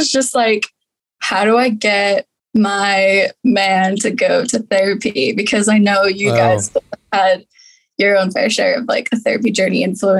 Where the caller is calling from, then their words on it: Utah, United States; I'm calling from Utah